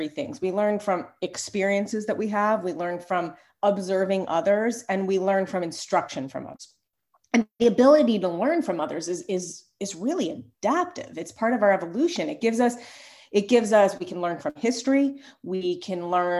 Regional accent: New York, United States; now in Philadelphia, United States; I'm from New York. And when I first moved to Philly

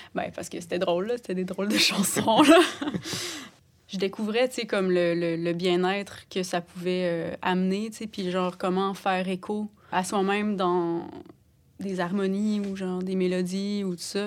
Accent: Sainte-Anne-des-Monts, Quebec, Canada; j'ai grandi à Saint-Anne-des-Monts, en Gaspésie

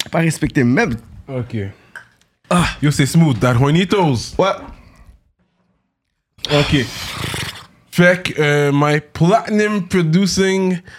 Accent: Montreal, Quebec, Canada; also born or lived in New York; J'ai grandi à Côte des Neiges.

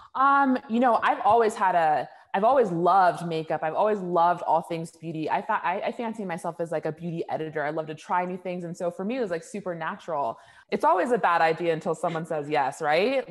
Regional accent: Orange County, California, United States; I'm from Orange County, California

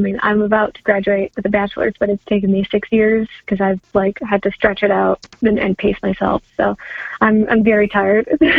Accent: Canada; moved away; also born or lived in Chicago; Plus I'm Canadian, and I'm still like, I haven't been in Canada since 97, but my family's Canadian, so there's still words that I pronounce the Canadian way, and words that I pronounce the Midwestern Chicago way

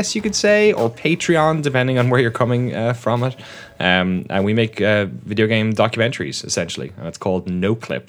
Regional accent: Waterford, Munster, Ireland; moved away as an adult; also born or lived in London, United Kingdom; grew up in the southeast of Ireland, in case the accent. I know it's been dulled a bit, but it's still there.

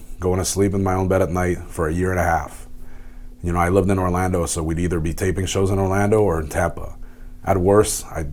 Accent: Montreal, Quebec, Canada; in my hometown

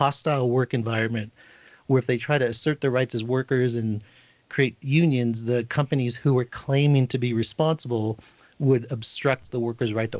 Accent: Northern California, United States; I was born and raised in California, specifically Northern California, and then spent time in Southern California

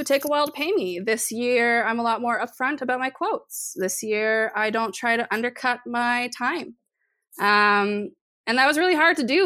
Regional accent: Golden, British Columbia, Canada; growing up in Golden, BC, which was a small little mountain town.

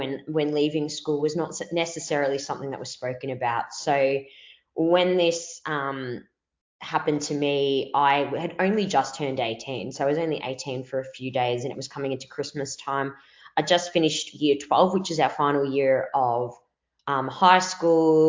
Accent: Melbourne, Victoria, Australia; accent: Victorian; I'm from Melbourne, Australia

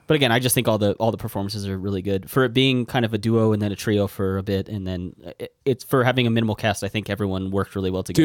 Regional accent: United States; I'm American

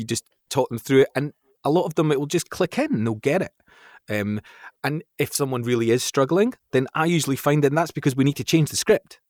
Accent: Fife, Scotland, United Kingdom; moved away as an adult; also born or lived in London; I was brought up in Fife, a place in Scotland, sort of near, like, Saint Andrews

